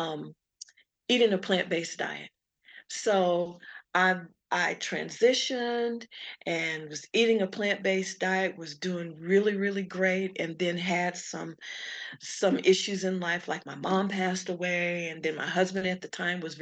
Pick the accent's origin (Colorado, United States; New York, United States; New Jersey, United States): Colorado, United States; Colorado Springs; I'm from Colorado Springs. The neighborhood and the areas, one of the areas that I lived in was affected